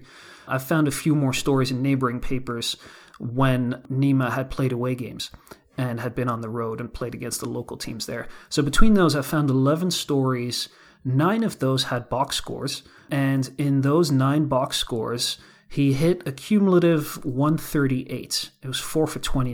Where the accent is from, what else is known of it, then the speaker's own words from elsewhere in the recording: Netherlands; now in Hudson Valley, United States; I'm from the Netherlands